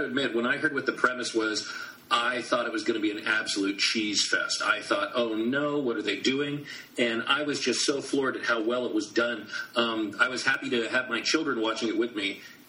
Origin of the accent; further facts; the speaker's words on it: Scotland, United Kingdom; Just give me something else to complain about since I'm Scottish.